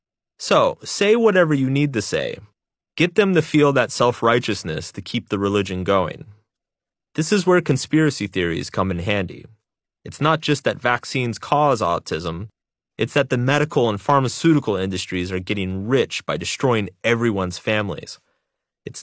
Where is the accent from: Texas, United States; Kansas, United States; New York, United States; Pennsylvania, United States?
Texas, United States; Growing up in Texas, Jesus and football were the only gods that mattered.